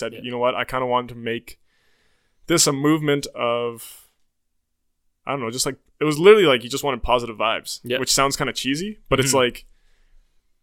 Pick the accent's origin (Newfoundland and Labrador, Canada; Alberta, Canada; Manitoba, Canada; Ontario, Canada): Alberta, Canada; Lethbridge; I am originally from Lethbridge, Alberta as well. Owen and I grew up together in the sense that we both went to same middle school and high school.